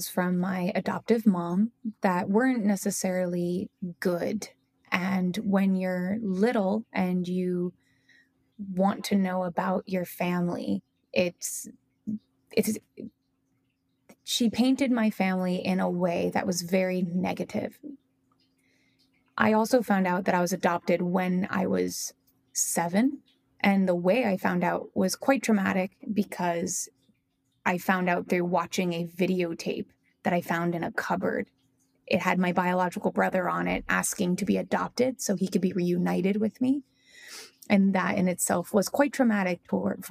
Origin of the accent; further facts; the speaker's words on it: New Jersey, United States; also born or lived in Moscow, Russia; I grew up in New Jersey for all of my life